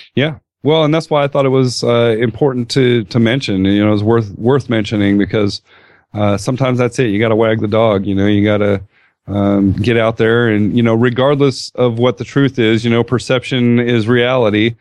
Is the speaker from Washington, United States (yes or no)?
no; California, United States; Coming from California